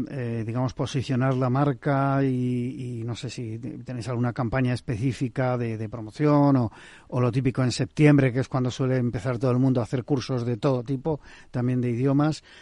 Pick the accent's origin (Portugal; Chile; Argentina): Portugal; Spanish is a second language